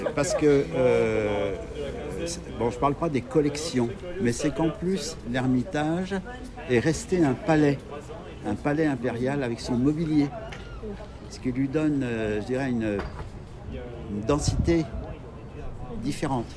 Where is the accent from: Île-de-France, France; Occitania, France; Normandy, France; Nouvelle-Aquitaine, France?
Île-de-France, France; Paris; moi je suis parisien